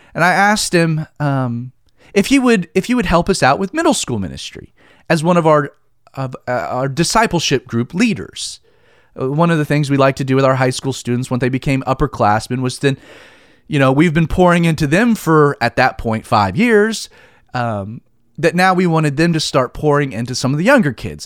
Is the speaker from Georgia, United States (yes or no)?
yes; Stone Mountain, Georgia, United States; also born or lived in Southern California; I was born and raised in Calvary Chapel, Stone Mountain